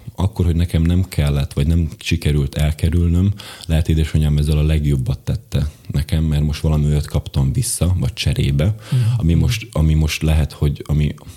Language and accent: Hungarian; Bodrogköz, Košice Region, Slovakia; magyar gyerekként Szlovákiából